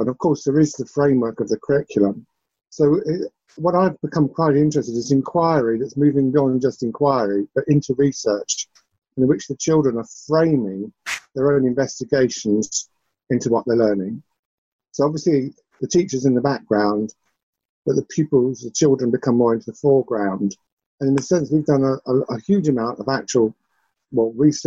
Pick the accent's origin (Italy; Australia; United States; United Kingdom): United Kingdom; England; accent: English; now in Scotland; my English accent